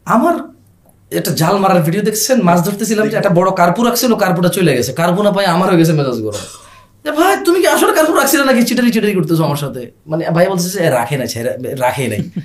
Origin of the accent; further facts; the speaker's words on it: Bangladesh; আমরা বাংলাদেশে জন্ম হওয়া মানুষ